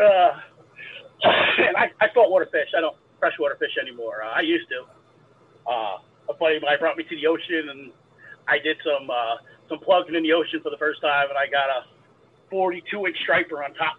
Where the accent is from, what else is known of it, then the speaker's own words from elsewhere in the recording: New York, United States; I'm from New York. I'm in New York.